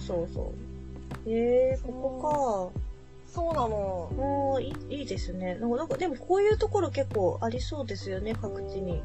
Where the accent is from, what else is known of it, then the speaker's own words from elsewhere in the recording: Kanagawa, Japan; 私神奈川出身なので、神奈川の海といったら江ノ島なんですよ。